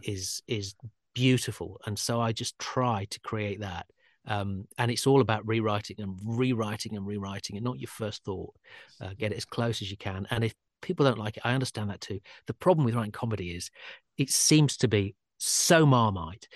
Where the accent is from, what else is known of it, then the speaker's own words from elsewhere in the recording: Sheffield, Yorkshire and the Humber, United Kingdom; I'm from Sheffield